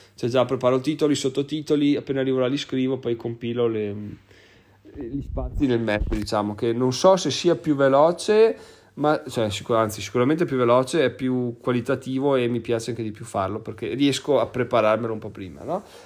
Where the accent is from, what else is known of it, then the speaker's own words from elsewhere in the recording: Veneto, Italy; sono proprio veneto doc